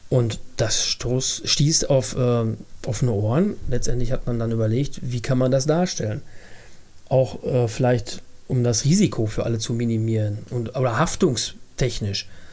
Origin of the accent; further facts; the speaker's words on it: Bad Fredeburg, North Rhine-Westphalia, Germany; bald 53 Jahre alt und ich ähm, bin gebürtiger Fredeburger